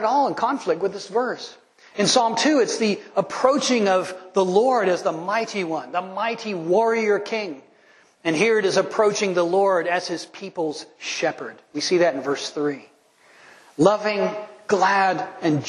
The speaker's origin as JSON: {"language": "English", "country": "United States", "said": "I know I'm American"}